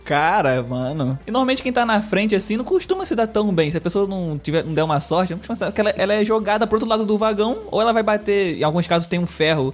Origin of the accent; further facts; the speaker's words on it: Rio de Janeiro, Brazil; eu sou, eu sou do Rio